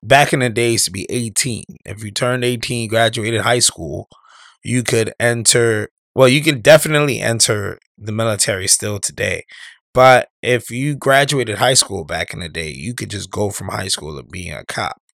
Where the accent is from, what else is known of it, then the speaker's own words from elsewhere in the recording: New York, United States; when I was growing up in New York